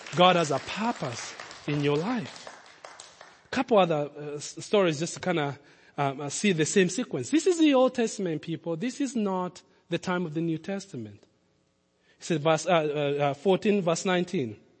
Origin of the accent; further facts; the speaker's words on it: Nairobi, Kenya; moved away; also born or lived in Lincoln, Nebraska; I grew up in Kenya